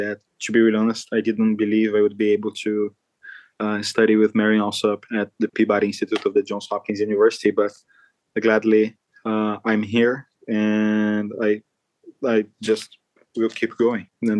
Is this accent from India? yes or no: no; Rio de Janeiro, Brazil; moved away; also born or lived in São Paulo, Brazil; when I was 8 years old, my father lost his job in São Paulo, and we moved to Rio de Janeiro. And there I had my first contact with music. We lived in the favelas in Rio de Janeiro.